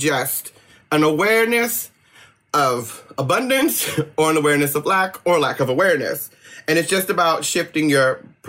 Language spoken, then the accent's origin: English; East Coast, United States; now in West Coast, United States; I'm very glad I grew up on the East Coast and then moved to the West Coast so I could learn to chill out